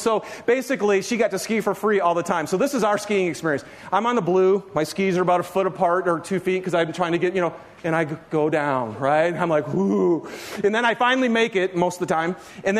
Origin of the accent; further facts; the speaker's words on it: Michigan, United States; I grew up in Michigan, okay? And the closest, this is no lie, the closest ski hill to me in Michigan was actually a garbage dump.